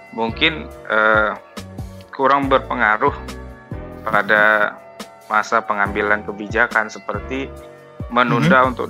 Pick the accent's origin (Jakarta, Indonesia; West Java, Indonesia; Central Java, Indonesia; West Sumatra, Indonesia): West Sumatra, Indonesia; Bukittinggi; saya itu di uh, Bukit Tinggi